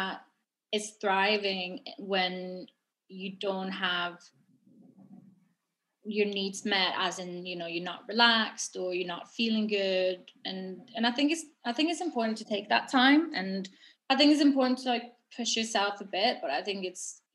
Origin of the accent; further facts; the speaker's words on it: Norway; moved away as an adult; now in London, United Kingdom; I'm from Norway, and so I moved to London a year after I graduated